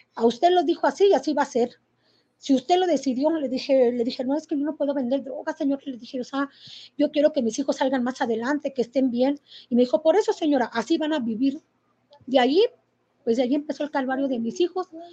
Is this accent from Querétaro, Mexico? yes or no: yes; Querétaro, Mexico; soy de aquí de Querétaro.